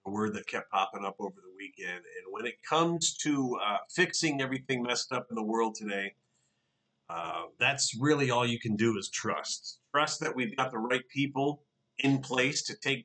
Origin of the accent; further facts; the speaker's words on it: Detroit, Michigan, United States; when we were growing up in Detroit